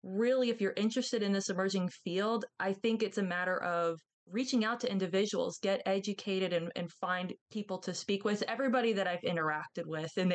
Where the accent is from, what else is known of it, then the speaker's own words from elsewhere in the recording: Florida, United States; moved away; I grew up in Florida near the beaches